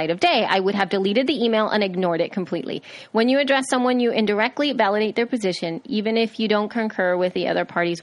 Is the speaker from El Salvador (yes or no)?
yes; El Salvador; I am from El Salvador.